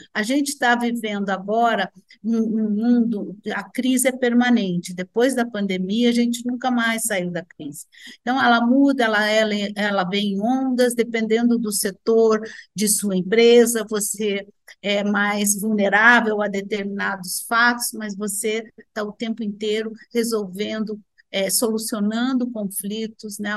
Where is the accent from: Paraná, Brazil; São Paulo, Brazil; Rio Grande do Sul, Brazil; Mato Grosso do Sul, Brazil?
Rio Grande do Sul, Brazil; sou gaúcha